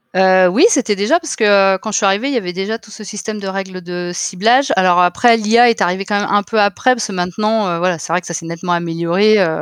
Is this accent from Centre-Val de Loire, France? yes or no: no; Finistère, Brittany, France; also born or lived in Paris; now in Nantes, France; je suis originaire du Finistère.